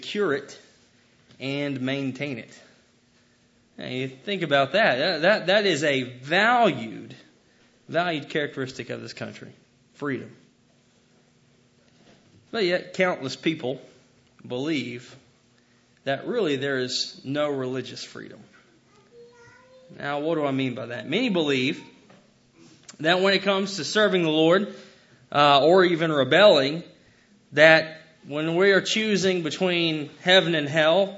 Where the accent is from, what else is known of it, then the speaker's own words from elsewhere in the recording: United States; I love being an American.